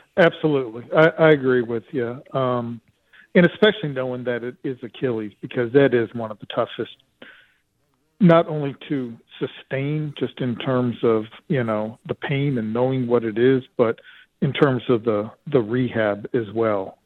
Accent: Utah, United States; moved away; I'm from Utah

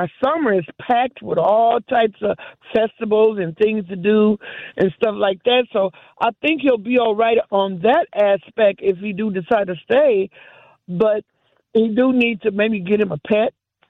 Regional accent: Milwaukee, Wisconsin, United States; I was born and raised in Milwaukee.

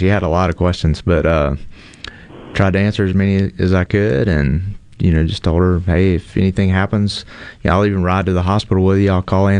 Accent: Madison, Mississippi, United States; moved away as an adult; now in Bolton, United States; I was raised in Madison, but lived out there for the last 10 years.

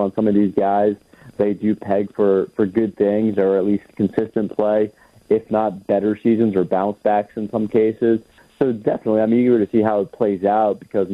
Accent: New York City, New York, United States; moved away; also born or lived in Florida; growing up in New York City

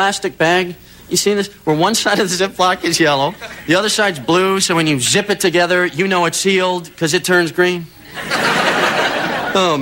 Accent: Wisconsin, United States; now in California, United States; I am originally from Wisconsin.

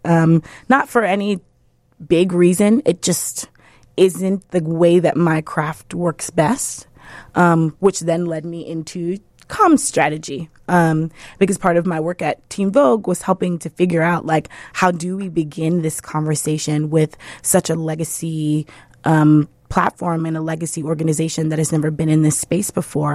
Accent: New York City, New York, United States; also born or lived in Brooklyn; I am from the South Bronx. I grew up in the poorest congressional district in the country

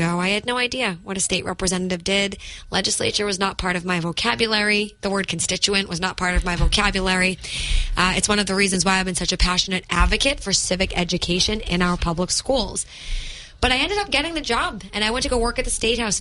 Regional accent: Methuen, Massachusetts, United States; also born or lived in Lawrence, Massachusetts; I was born to a 17-year-old single mother, grew up in the city of Methuen and Lawrence, housing insecure

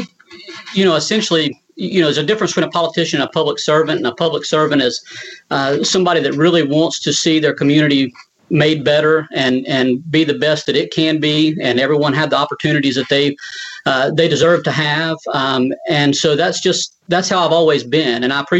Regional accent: Jackson County, Georgia, United States; I grew up in Jackson County, went to public school my whole life

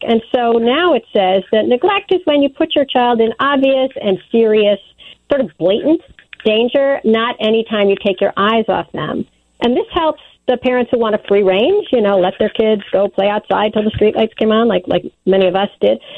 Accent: Wilmette, Illinois, United States; now in New York, United States; I grew up in Wilmette

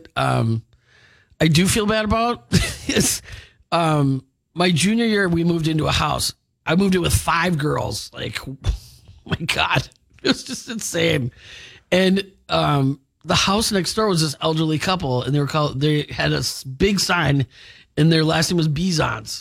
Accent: Milwaukee, Wisconsin, United States; moved away as an adult; also born or lived in Winona, Minnesota; I was from Milwaukee

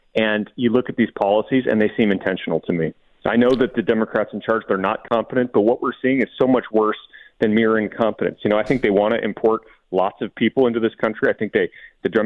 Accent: Tucson, Arizona, United States; I'm a southern Arizona kid. I grew up in Tucson.

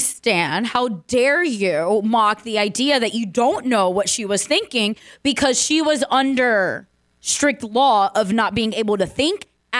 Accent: Orlando, Florida, United States; I grew up in America with a very Dominican family.

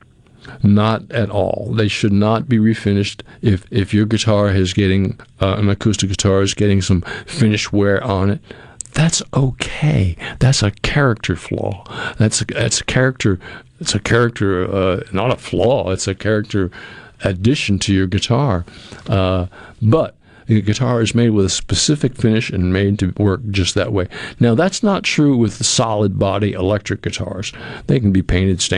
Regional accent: New England, United States; moved away; I'm from New England and I grew up with New England clam chowder all the time

